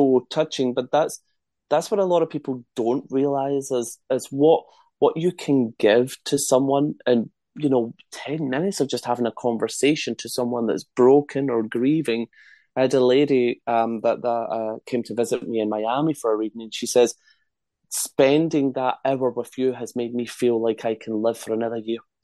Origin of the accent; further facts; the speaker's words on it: Scotland, United Kingdom; accent: Scottish; my Scottish accent